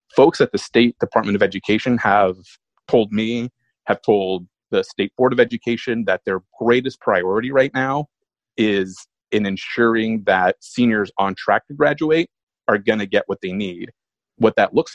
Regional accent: McMinnville, Oregon, United States; when I was growing up in McMinnville

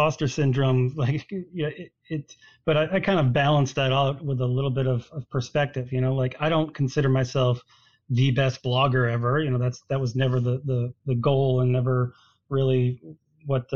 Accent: Boston, Massachusetts, United States; moved away as an adult; I moved away from the Boston area when I was in college

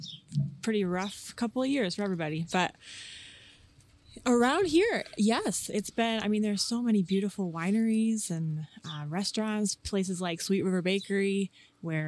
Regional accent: West Chicago, Illinois, United States; now in Washington, United States; I grew up in West Chicago

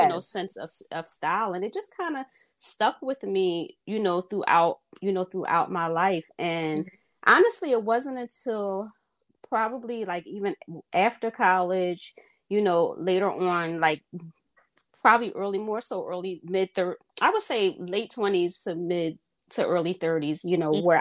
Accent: Philadelphia, Pennsylvania, United States; I am from Philadelphia, born and raised

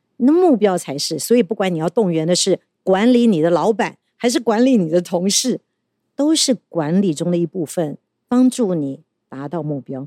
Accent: Taiwan; 我们台湾人因为没有那种大国主义

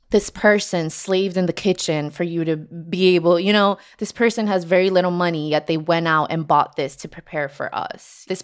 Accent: New Jersey, United States; also born or lived in Colombia; I live in New Jersey. I moved here from Colombia when I was just six years old.

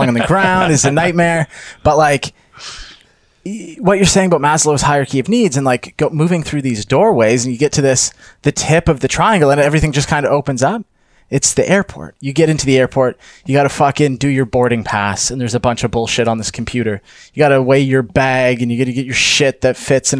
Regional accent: Canada; I'm Canadian.

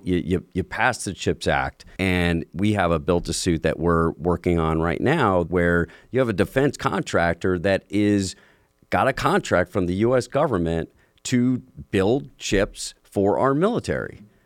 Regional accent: New York, United States; I grew up in New York

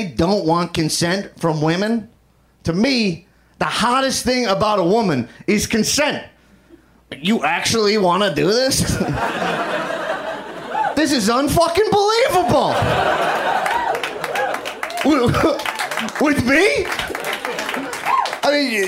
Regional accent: New York, United States; now in Los Angeles, United States; I'm from New York.

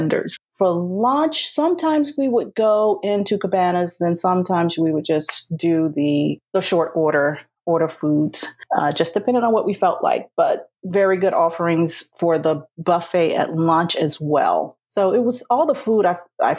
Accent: South Carolina, United States; moved away; I'm a Southern girl. I'm originally from South Carolina

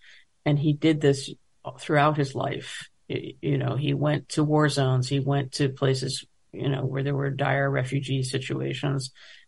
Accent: United States; but I was going there because I'm an American and I don't know enough about Israel.

